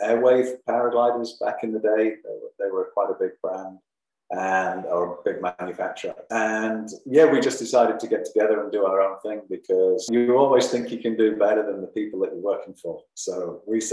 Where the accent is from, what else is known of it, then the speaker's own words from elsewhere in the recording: Leeds, Yorkshire and the Humber, United Kingdom; moved away as an adult; also born or lived in Germany / France / United States / Spain; now in Raglan, New Zealand; I'm an Englishman and I came from Yorkshire, a place called Leeds